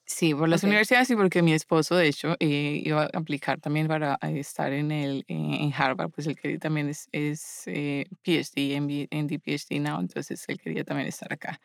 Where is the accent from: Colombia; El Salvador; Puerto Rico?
Colombia; Medellín, Antioquia; moved away as an adult; now in Boston, United States; yo soy originalmente de, de Colombia y de Medellín